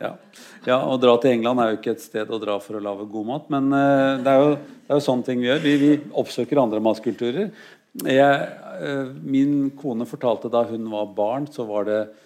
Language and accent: Norwegian; Norway; jeg er norsk